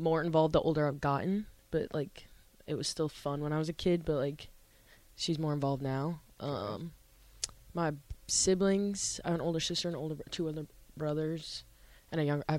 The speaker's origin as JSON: {"language": "English", "town": "Omaha", "region": "Nebraska", "country": "United States", "tie": "born or raised there", "said": "Home is Omaha, Nebraska. Okay. I grew up in Northwest Nebraska, okay. Like right off 72nd"}